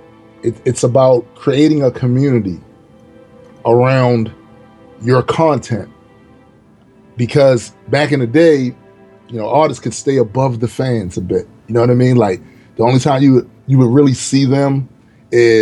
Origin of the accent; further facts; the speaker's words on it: Baltimore, Maryland, United States; I'm from Baltimore, man. Like, you don't get that kind of love usually from your hometown